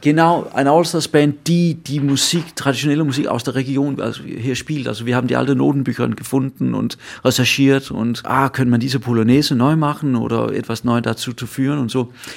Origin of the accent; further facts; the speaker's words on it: Funen, Southern Denmark, Denmark; German is a second language; Ich komme selber aus Fünen, also der, der Insel